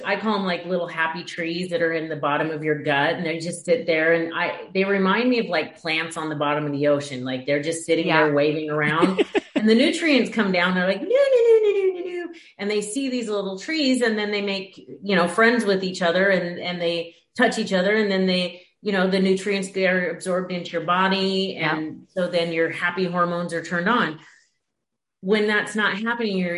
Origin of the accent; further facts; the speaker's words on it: Washington, United States; moved away; also born or lived in Oregon / Chicago; Originally, I'm from Washington and Oregon. Like, I grew up in Washington.